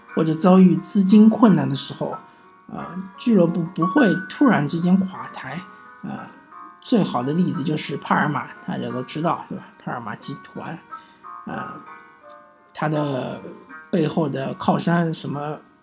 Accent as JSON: {"language": "Chinese", "country": "China", "said": "有点像是我们中国人，他喜欢存款"}